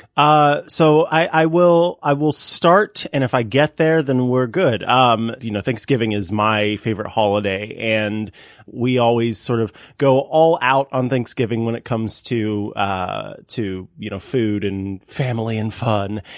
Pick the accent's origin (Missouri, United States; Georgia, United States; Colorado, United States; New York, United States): Missouri, United States; in a different city within Missouri, uh, some of my family in uh, my hometown